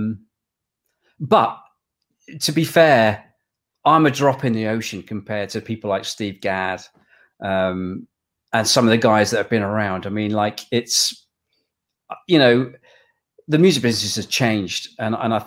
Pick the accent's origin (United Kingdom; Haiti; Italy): United Kingdom; England; Even though I'm English